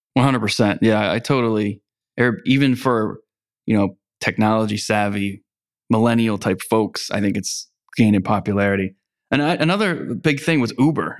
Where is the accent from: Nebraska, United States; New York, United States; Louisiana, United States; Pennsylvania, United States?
Pennsylvania, United States; also born or lived in Philadelphia; I grew up in Pennsylvania, and I went to school in Philly